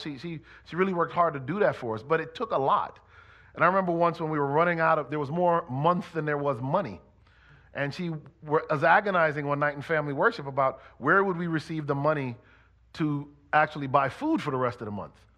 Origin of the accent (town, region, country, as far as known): Connecticut, United States; born or raised there